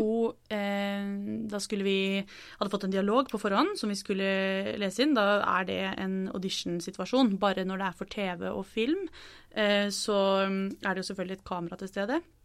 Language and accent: Norwegian; Norway; jeg er fra Norge